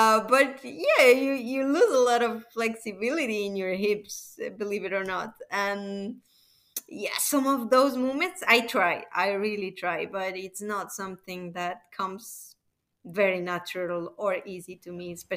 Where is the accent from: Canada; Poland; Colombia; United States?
Colombia; I'm from Colombia